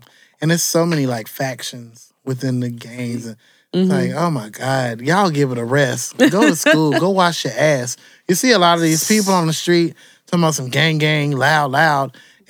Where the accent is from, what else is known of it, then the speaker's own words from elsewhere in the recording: Chicago, Illinois, United States; I am from Chicago all the way through.